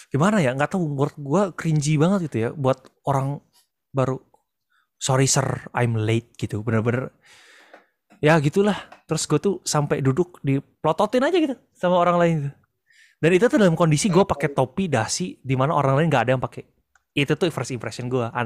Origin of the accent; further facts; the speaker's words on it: Malang, East Java, Indonesia; also born or lived in Bandung; Bayangin, gue tuh dulu pindahan dari Malang guys. Pindah ke Bandung.